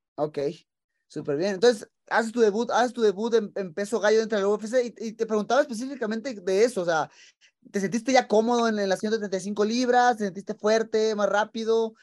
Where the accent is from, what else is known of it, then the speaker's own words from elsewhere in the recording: Tijuana, Baja California, Mexico; moved away as an adult; now in Las Vegas, United States; nací en Tijuana, que es frontera con, con San Diego